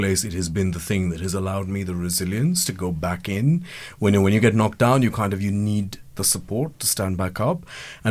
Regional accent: India; now in United Kingdom; I'm an immigrant and I'm Indian

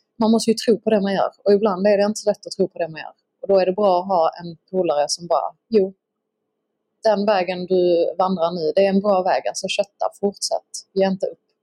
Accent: Skåne, Sweden; accent: Scanian (skånska); när jag snackar skånska

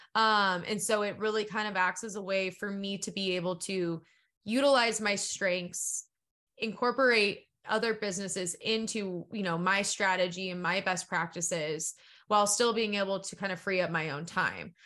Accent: San Diego, California, United States; I come from San Diego

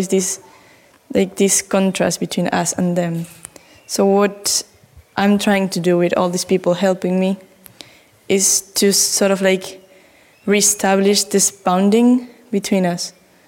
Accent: Argentina; English is a second language; Again, I am … from Argentina, and I wanted to tell you a little bit about the project I'm making back home.

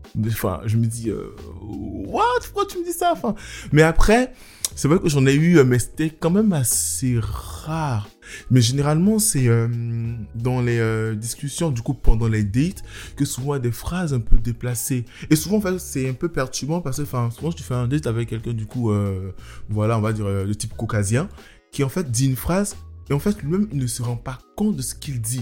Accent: Abidjan, Côte d’Ivoire; also born or lived in Nantes, France; now in Paris, France; j'ai grandi en, en Côte d'Ivoire, à Abidjan

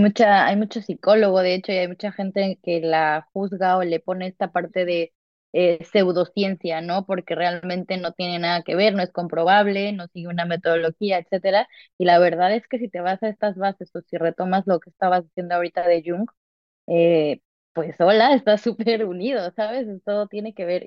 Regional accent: Mexico; moved away; yo nací en México

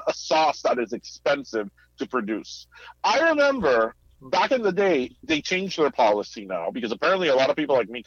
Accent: Miami, Florida, United States; moved away as an adult; also born or lived in Midwest; when I was away from Miami

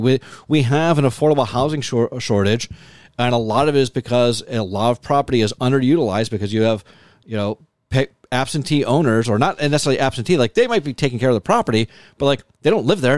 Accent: Lancaster, New York, United States; growing up in Lancaster

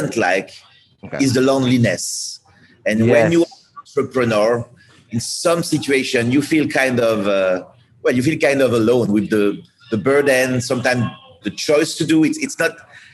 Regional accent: France; moved away; I'm coming from France

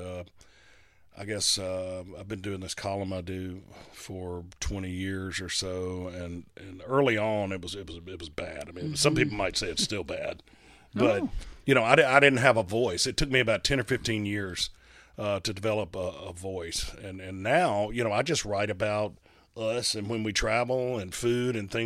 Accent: Hattiesburg, Mississippi, United States; a guy I grew up with in Hattiesburg

